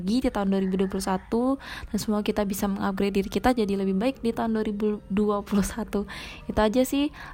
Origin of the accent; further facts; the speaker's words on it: Palembang, South Sumatra, Indonesia; aku dari Palembang. Salam kita Galo.